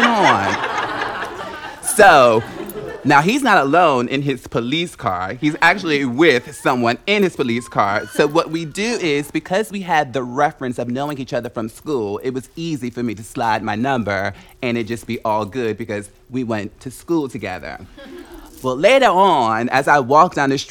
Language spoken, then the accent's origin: English; Newark, New Jersey, United States; I'm from Newark, New Jersey